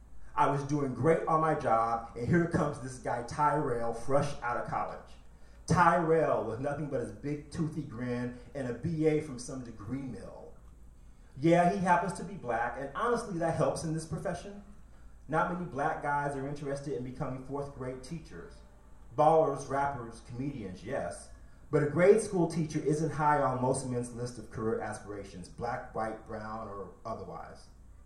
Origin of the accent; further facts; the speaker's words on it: Janesville, Wisconsin, United States; growing up in Janesville, Wisconsin wasn't a carnival for me either